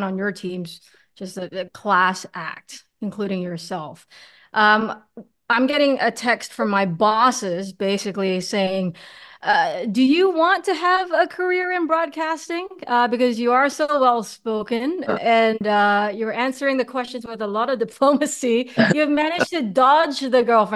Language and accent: English; Singapore; I'm from Singapore